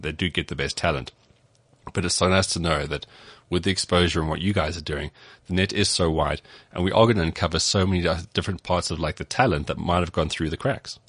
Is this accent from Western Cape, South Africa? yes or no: yes; Cape Town, Western Cape, South Africa; I grew up in Cape Town